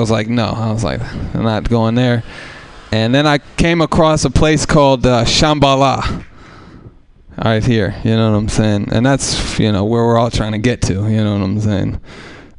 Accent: Oakland, California, United States; I grew up in East Oakland as a white person with no other white people around

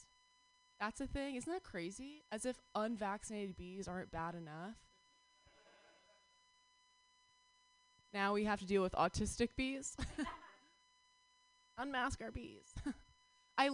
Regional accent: New York, United States; moved away; I'm from New York

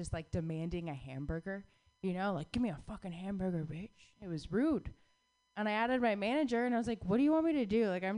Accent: Southwest, United States; growing up in the Southwest gave me a very particular set of interests, you know?

